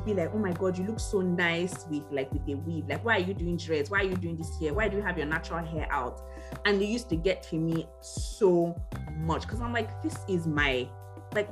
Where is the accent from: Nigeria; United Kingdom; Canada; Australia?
Nigeria; moved away; as a Nigerian